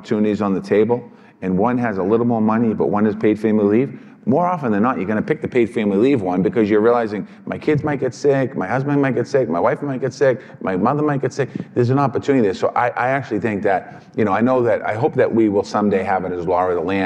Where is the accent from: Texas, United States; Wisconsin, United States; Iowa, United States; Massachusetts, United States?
Massachusetts, United States; Boston; I come from Boston, so the teachers get paid well